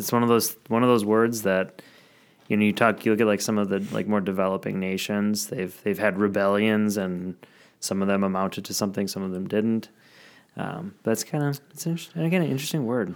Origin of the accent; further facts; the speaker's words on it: Madison, Wisconsin, United States; my hometown, Madison